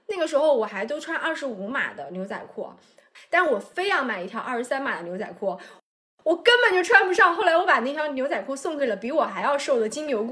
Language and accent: Chinese; southern China, China; now in Beijing, China; 虽然我也是南方人，但是我这个吃饭的派头是非常北方的。